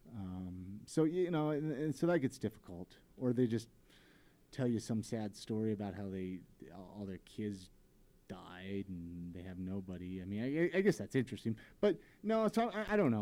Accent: Ventura, California, United States; now in Salt Lake City, United States; we're both from Ventura, California

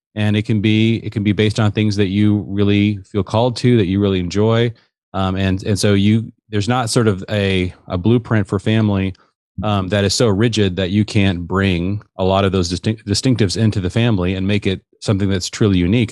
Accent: Seattle, Washington, United States; I grew up in the Seattle area.

